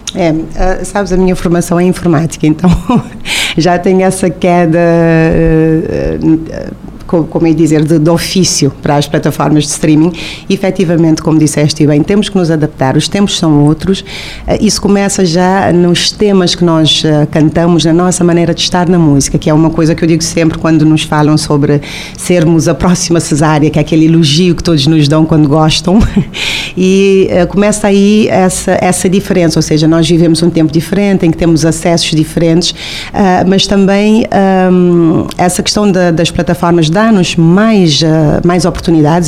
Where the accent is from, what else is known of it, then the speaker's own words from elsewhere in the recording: Cape Verde; moved away as an adult; also born or lived in Tarrafal, Santiago, Cape Verde / Portugal; eu nasci em Santiago, no Tarrafal de Santiago, mas também passei a minha infância entre Praia e Mindelo